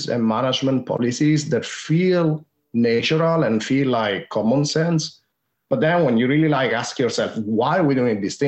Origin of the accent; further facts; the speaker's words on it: Rome, Lazio, Italy; accent: Italian; English is a second language; moved away as an adult; now in London, United Kingdom; I'm based in London, and I'm originally from Rome in Italy.